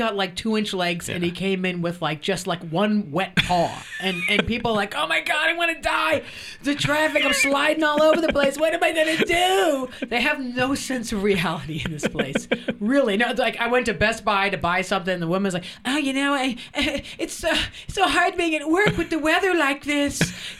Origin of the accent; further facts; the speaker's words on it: New York, United States; now in Los Angeles, United States; It is a rainy day in Los Angeles, which is really funny because I'm a New Yorker.